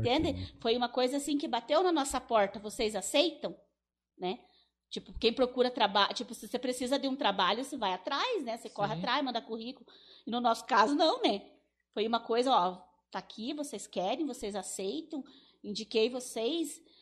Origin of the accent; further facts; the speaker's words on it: Teixeira Soares, Paraná, Brazil; eu me criei lá no Ribeirão